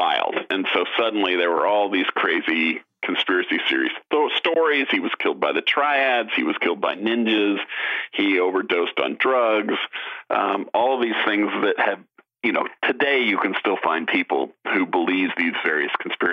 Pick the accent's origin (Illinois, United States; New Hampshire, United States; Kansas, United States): Kansas, United States; Topeka; I grew up in Topeka, Kansas